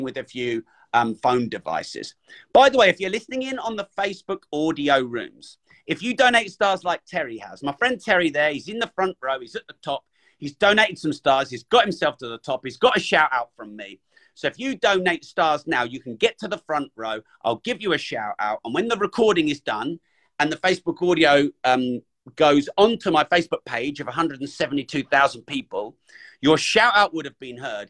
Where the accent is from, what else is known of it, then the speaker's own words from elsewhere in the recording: United Kingdom; I'm British